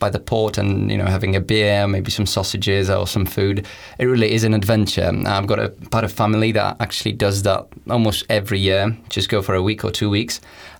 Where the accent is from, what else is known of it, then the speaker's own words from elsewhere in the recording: Lublin, Lublin Voivodeship, Poland; English is a second language; moved away as an adult; now in Leuven, Belgium; I come from Lublin, which is very unknown in the world, but I do recommend visiting. It's the biggest city in the eastern Poland.